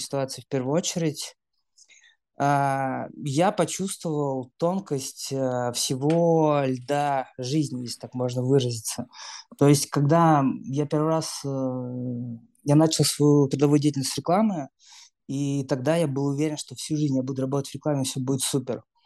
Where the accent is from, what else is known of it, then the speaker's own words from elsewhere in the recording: Moscow, Russia; moved away as an adult; now in Europe; я родился в Москве, всю жизнь прожил в Москве